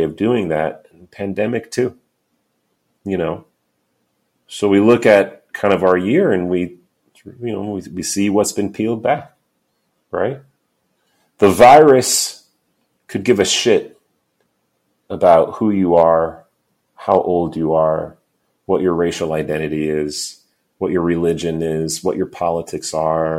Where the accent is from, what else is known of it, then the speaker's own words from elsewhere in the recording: New York City, New York, United States; I'm a New Yorker